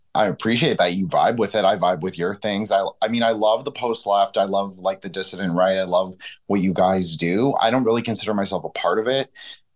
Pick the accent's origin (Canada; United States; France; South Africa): Canada; Toronto, Ontario; I grew up in Toronto